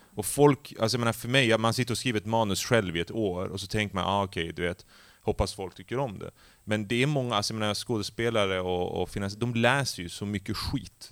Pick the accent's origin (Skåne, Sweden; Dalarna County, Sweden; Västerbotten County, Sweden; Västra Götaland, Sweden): Västerbotten County, Sweden; Skellefteå; moved away as an adult; jag är ju uppvuxen i Skellefteå